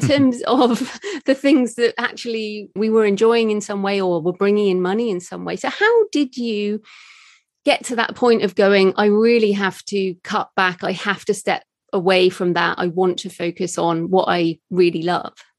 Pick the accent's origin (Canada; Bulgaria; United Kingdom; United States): United Kingdom; being British